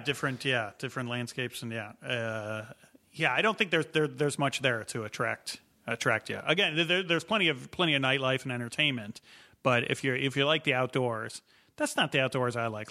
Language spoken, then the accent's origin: English; Illinois, United States; moved away; I grew up in Illinois.